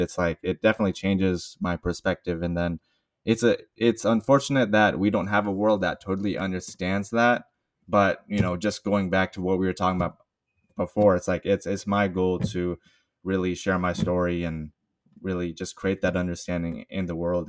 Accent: Bay Area, California, United States; I am a Bay Area native, so born and raised in the Bay Area.

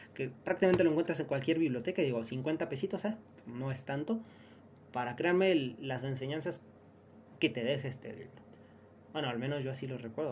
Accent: Mexico; venimos de México

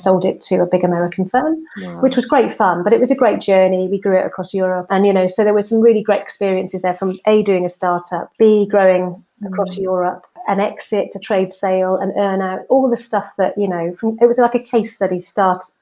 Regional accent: Swansea, Wales, United Kingdom; moved away as an adult; also born or lived in Plymouth; I'm actually from South Wales, from Swansea, and I went to university in Plymouth

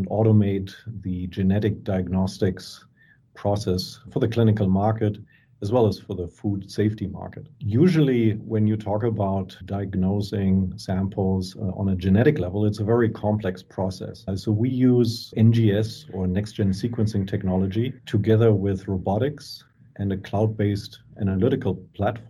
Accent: Germany; moved away as an adult; also born or lived in Copenhagen, Denmark / San Carlos, California; I grew up in Germany

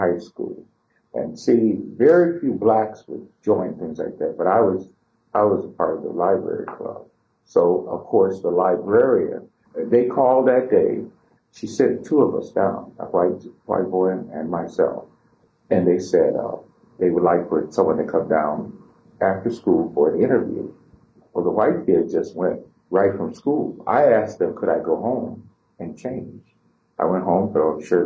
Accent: South Bend, Indiana, United States; I was born here in South Bend, went to Benjamin Harrison School for the 8 years you have to go to elementary and junior high, and then went to Washington High School

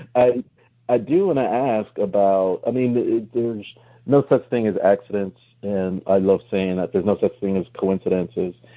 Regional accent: New Jersey, United States; moved away; also born or lived in Central Florida; I'm originally from New Jersey

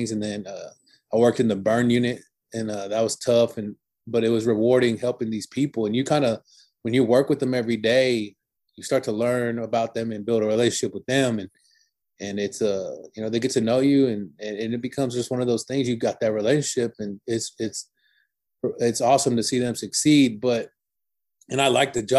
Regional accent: Houston, Texas, United States; I moved back to Houston, where I'm from. And because, you know, I'm from Houston, I played at J. Frank Dobie High School

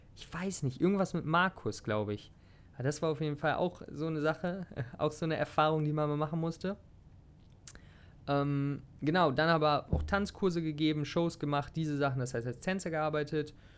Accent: Hanover, Lower Saxony, Germany; moved away as an adult; now in Thailand; ich komme aus der Nähe, beziehungsweise aus Hannover, könnte man sagen.

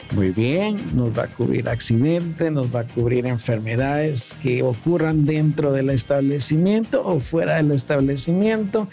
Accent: Guatemala; como guatemaltecos que somos bien solidarios

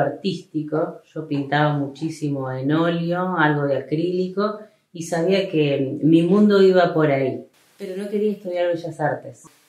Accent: Rosario, Santa Fe, Argentina; moved away as an adult; now in El Trébol, Argentina; Yo nací en Trébol, pero hice toda mi vida en Rosario

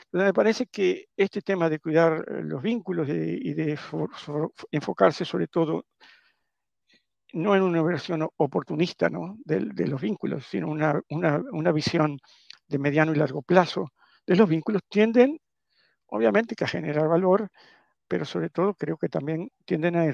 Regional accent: Italy; Y por lo tanto, como buen italiano, uno eh, como, no, no, solo como buen italiano

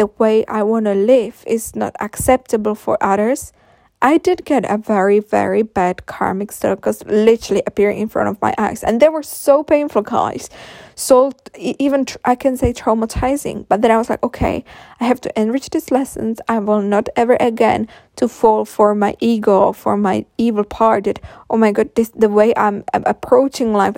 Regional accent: Czechia; English is a second language; I will make future podcasts in Czech as well, because I'm coming from Czech Republic

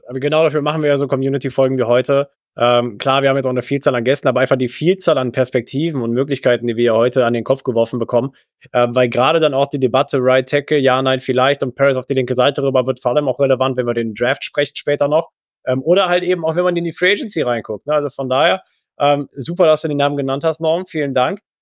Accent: Rhineland, Germany; wir als Rheinländer

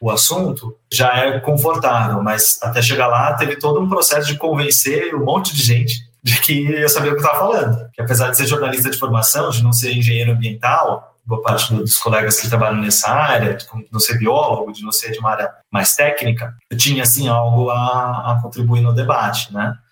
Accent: São Bernardo do Campo, São Paulo, Brazil; Mas, enfim, cresci lá na, na Vila Paulicense, em São Bernardo.

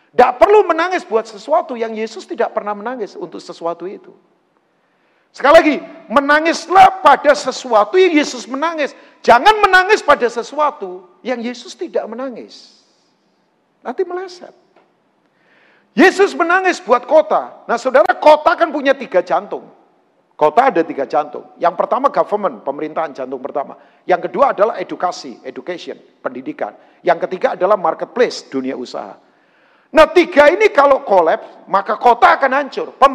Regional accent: Tangerang, Banten, Indonesia; Jarang ngitung, karena saya orang Tangerang sih.

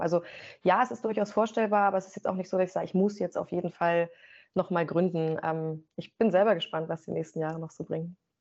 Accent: Rangsdorf, Brandenburg, Germany; also born or lived in Potsdam / Berlin; now in Magdeburg, Germany; Die haben dann beide eine gemeinsame Wohnung in Rangsdorf bekommen, südlich von Berlin, also auch Brandenburg. Und da ähm, starten dann eigentlich erst so meine, meine ersten Erinnerungen

